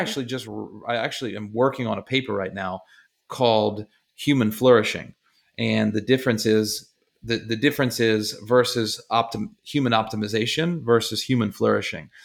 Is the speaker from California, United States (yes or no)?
no; Baltimore, Maryland, United States; I'm from Baltimore area